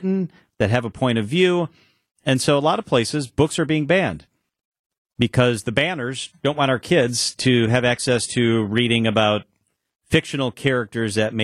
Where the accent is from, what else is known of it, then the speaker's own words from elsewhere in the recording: Illinois, United States; I'm from Illinois